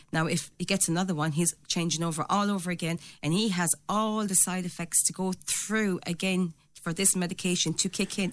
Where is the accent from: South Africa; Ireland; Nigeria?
Ireland; also born or lived in England; now in Doon, Ireland; I came from Tollmagate, proud to be from Tollmagate